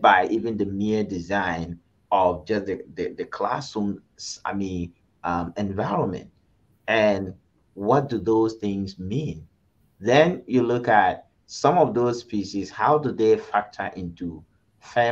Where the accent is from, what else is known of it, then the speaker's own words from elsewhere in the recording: Ghana; moved away; I grew up in Ghana.